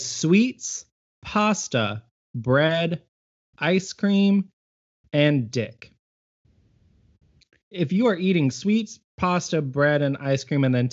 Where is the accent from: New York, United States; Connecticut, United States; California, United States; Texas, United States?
Texas, United States; Harper; in my hometown. If you're ever driving through Harper, Texas